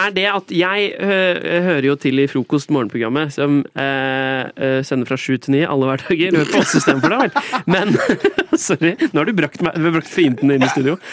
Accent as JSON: {"language": "Norwegian", "town": "Skien", "region": "Telemark", "country": "Norway", "said": "Jeg kommer fra Skien."}